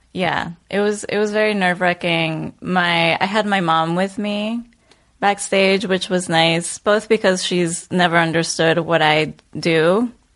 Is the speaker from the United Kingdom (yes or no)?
no; Bogotá, Colombia; moved away; also born or lived in Chicago; Born and raised in Bogota.